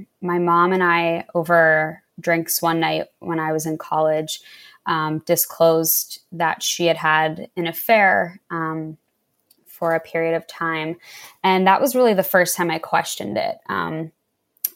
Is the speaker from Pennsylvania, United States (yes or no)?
yes; right outside of Philadelphia, Pennsylvania, United States; I grew up right outside of Philadelphia